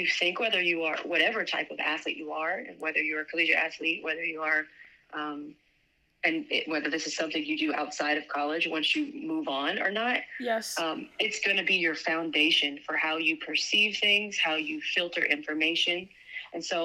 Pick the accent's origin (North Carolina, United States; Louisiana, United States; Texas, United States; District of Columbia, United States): Louisiana, United States; I grew up in Louisiana